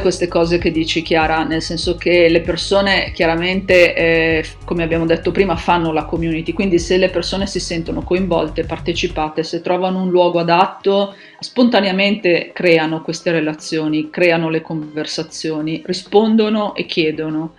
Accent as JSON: {"language": "Italian", "town": "Milan", "region": "Lombardy", "country": "Italy", "said": "sono di Milano"}